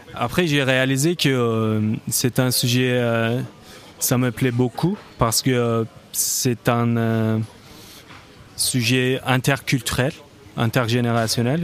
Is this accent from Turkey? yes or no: yes; Turkey; moved away; je viens de la Turquie, donc c'était hors d'Europe